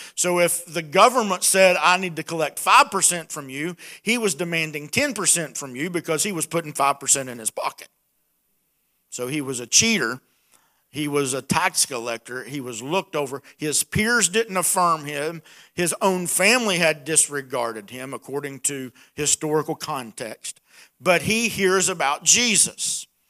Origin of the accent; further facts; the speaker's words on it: Appalachia, United States; accent: hillbilly; my hillbilly accent